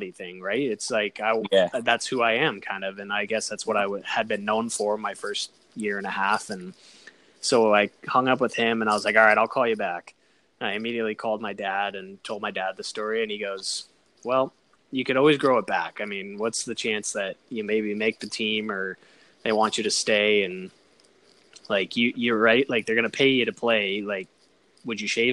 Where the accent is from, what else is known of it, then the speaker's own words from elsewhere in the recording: Colorado Springs, Colorado, United States; I grew up in Colorado Springs